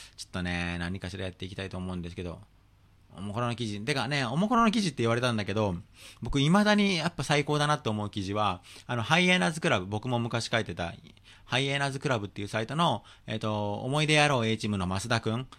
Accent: Tokyo, Japan; 一応僕はもうずっと東京出身で、東京育ちなんで

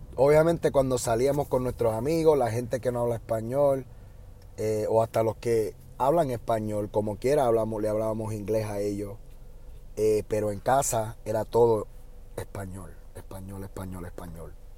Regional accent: Puerto Rico; accent: Puerto Rican; now in United States; ahora mismo ustedes están escuchando mi acento, yo diría puertorriqueño, el acento normal que uso.

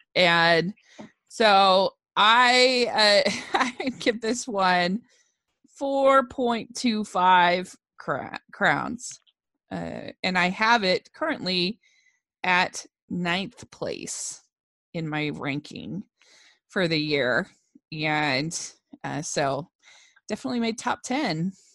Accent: Maryland, United States; I grew up in Maryland

